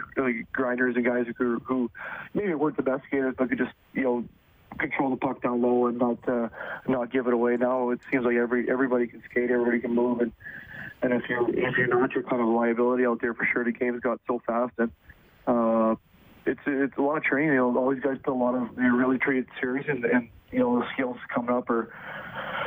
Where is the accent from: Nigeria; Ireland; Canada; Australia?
Canada; Edmonton, Alberta; I grew up in Millwood in Edmonton